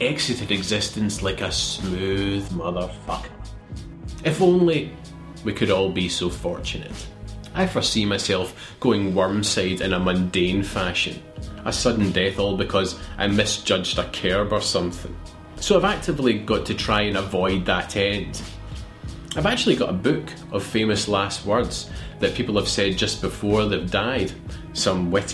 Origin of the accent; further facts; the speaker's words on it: Scotland, United Kingdom; moved away as an adult; now in Australia; having been born and brought up in Scotland.